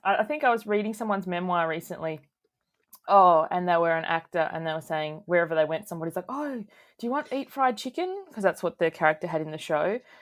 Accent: Tasmania, Australia; moved away; I'm originally from Tasmania

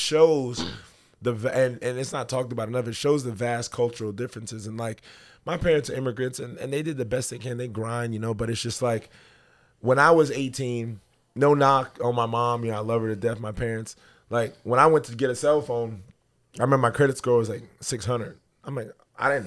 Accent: New York City, New York, United States; moved away; culturally, I'm a Jamaican dude from Brooklyn, New York.

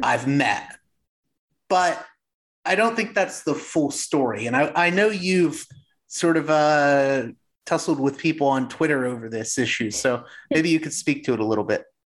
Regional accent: Pittsburgh, Pennsylvania, United States; I come from Pittsburgh

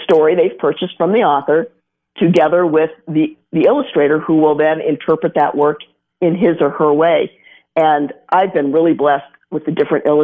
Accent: Colorado, United States; I grew up here in Colorado

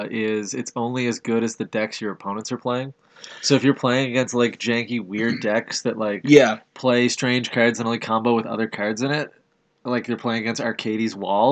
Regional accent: Canada; Canadian, because we're Canadian.

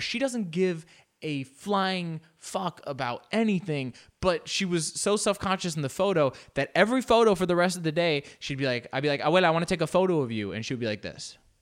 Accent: United States; we're American

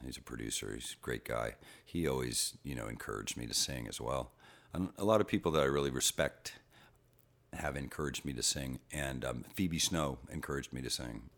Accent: Boston, Massachusetts, United States; we lived across from Fenway Park when I was a baby. I was born in Boston

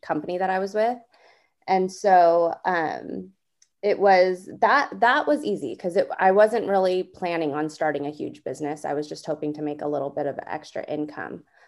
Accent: Southern California, United States; moved away as an adult; now in Northern California, United States; I'm originally from Southern California

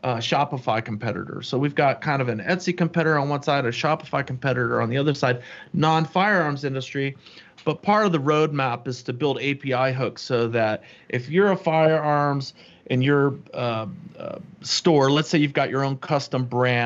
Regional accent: St. Augustine, Florida, United States; I grew up in Florida. I grew up in St. Augustine, Florida, not too far from you

